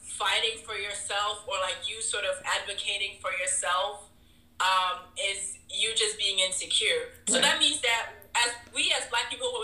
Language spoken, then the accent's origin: English; Ghana; now in United States; being a Ghanaian